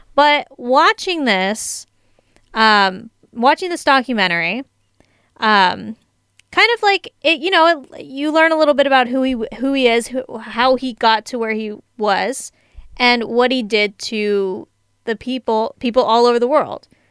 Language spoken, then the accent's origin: English; San Diego, California, United States; I'm from San Diego